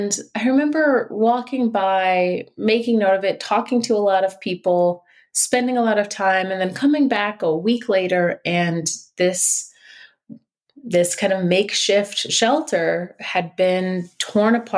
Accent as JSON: {"language": "English", "town": "Detroit", "region": "Michigan", "country": "United States", "tie": "born or raised there", "said": "I'm from Detroit, spent most of my life there and generations of my family"}